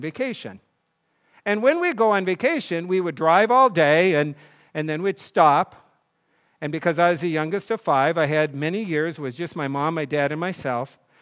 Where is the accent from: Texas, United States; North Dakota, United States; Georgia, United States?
North Dakota, United States; I grew up in North Dakota where there was no tennis court until they put one in my senior in high school